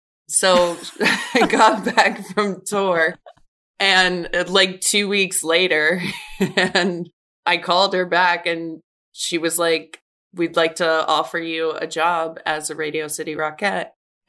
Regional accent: Maryland, United States; moved away; also born or lived in Washington, D.C. / Los Angeles / New York; I grew up in Maryland

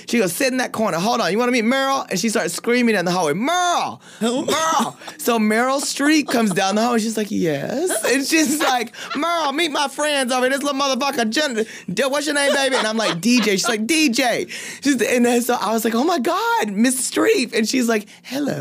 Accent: Paris, Texas, United States; I'm from Paris, Texas.

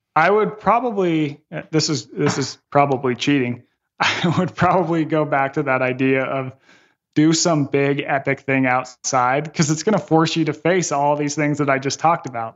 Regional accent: Las Vegas, Nevada, United States; my hometown of Las Vegas

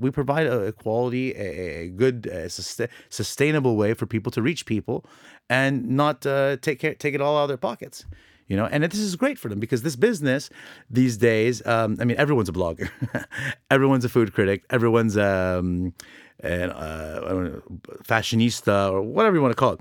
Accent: Orange County, California, United States; born or raised there; now in Lebanon

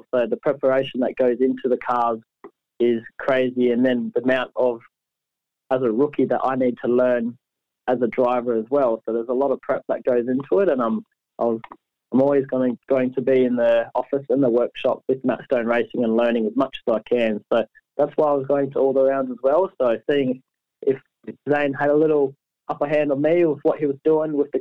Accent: Perth, Western Australia, Australia; Perth, my hometown

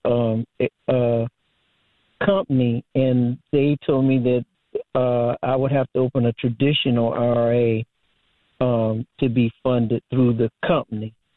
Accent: Barnwell, South Carolina, United States; there's an Edward Jones here in my hometown

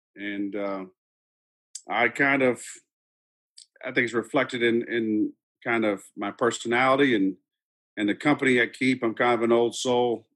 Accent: Dripping Springs, Texas, United States; I was born and raised in Dripping Springs, Texas, right outside Austin

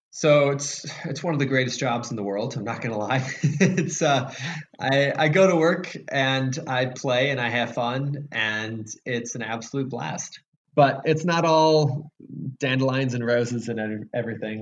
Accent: Chicago, Illinois, United States; I was born in Chicago

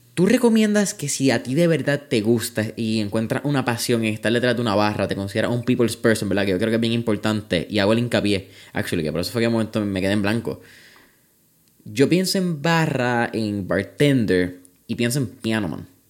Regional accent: Puerto Rico; Puerto Rico

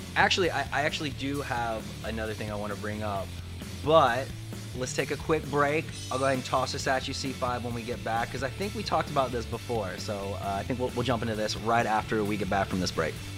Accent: the South, United States; moved away; I'm usually originally from the South

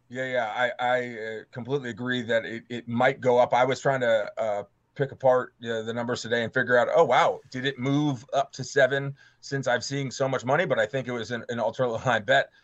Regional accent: East Coast, United States; I'm not from uh, Michigan and I'm from the East Coast

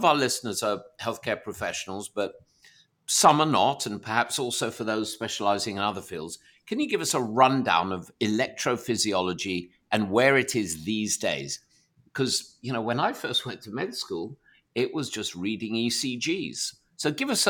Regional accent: England, United Kingdom; as an Englishman

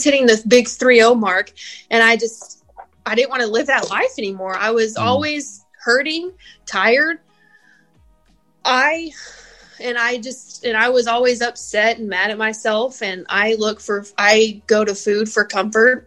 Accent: Spring, Texas, United States; also born or lived in Tomball, Texas; born and raised in Texas, right here in Houston. I grew up in a little suburb right out of Houston called Spring

